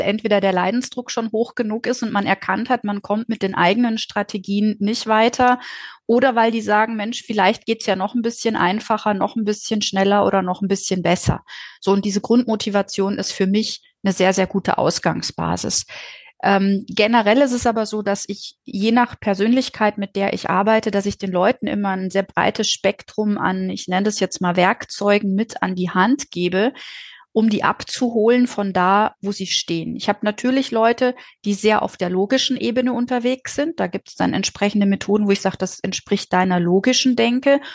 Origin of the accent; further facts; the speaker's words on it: Dorsten, North Rhine-Westphalia, Germany; ich komme aus Dorsten in Nordrhein-Westfalen